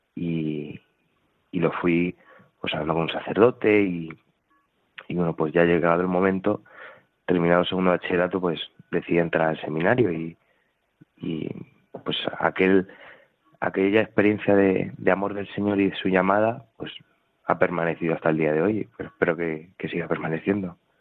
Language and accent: Spanish; Talavera de la Reina, Castilla-La Mancha, Spain; now in Toledo, Spain; soy de, Talavera de la Reina